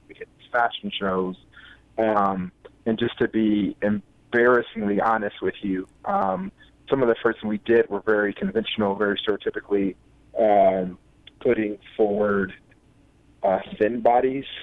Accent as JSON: {"language": "English", "town": "Columbus", "region": "Ohio", "country": "United States", "moved": "as an adult", "lives_now": "Iowa City, United States", "said": "I live in Iowa City, Iowa, but I'm originally from Columbus, Ohio"}